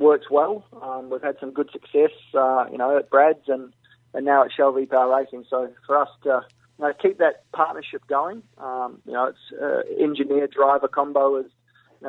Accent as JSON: {"language": "English", "country": "New Zealand", "tie": "born or raised there", "also_born_or_lived": "England", "said": "I only spent 11 months in England, so I did all my schooling and everything like that in New Zealand"}